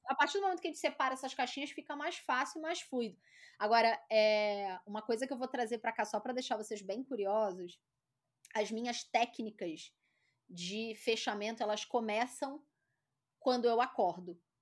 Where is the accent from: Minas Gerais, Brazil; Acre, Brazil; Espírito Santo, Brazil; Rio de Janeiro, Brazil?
Rio de Janeiro, Brazil; accent: carioca; moved away as an adult; now in São Paulo, Brazil; eu sou carioca, né? Esse sotaque puxado